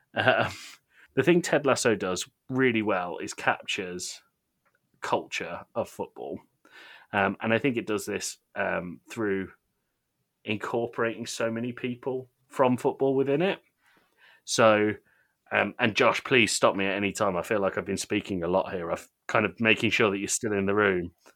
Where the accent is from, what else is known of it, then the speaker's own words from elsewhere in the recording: United Kingdom; I am British